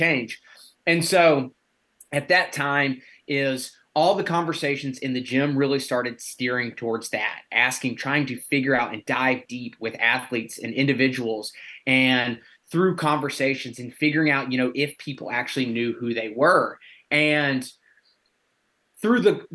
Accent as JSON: {"language": "English", "region": "Alabama", "country": "United States", "also_born_or_lived": "West Virginia", "moved": "as an adult", "said": "I'm originally from Alabama"}